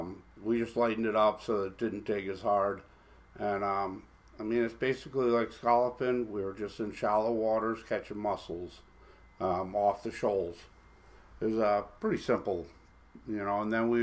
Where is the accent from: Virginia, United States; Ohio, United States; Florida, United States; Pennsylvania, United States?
Florida, United States; Fort Lauderdale; born there; I was born in Fort Lauderdale, Florida. The water's just always called to me. When I was growing up, I lived a couple blocks from the ocean.